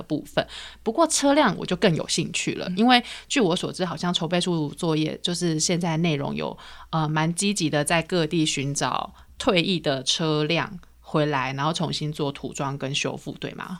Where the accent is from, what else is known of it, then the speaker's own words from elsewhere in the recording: Taichung, Taiwan; 像我是台中人嘛